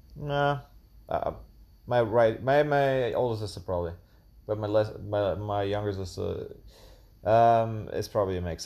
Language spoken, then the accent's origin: English; Tübingen, Baden-Württemberg, Germany; moved away as an adult; also born or lived in Münster, Germany; now in Chiang Mai, Thailand; I'm from Germany and, uh, a little town called Tübingen that's, which is near Stuttgart in the south of Germany. And, um, yeah, I grew up with, um, two sisters